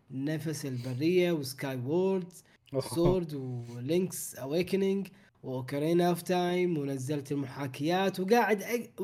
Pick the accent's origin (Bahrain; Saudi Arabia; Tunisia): Bahrain; الخير نسخه الفيزيكال للحين ما وصلت عندنا في البحرين